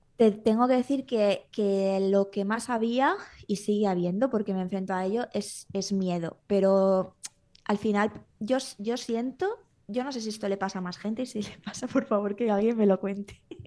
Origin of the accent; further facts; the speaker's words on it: Valencia, Valencian Community, Spain; moved away as an adult; now in Menorca, Spain; Yo me vine aquí a vivir a Menorca porque yo soy de Valencia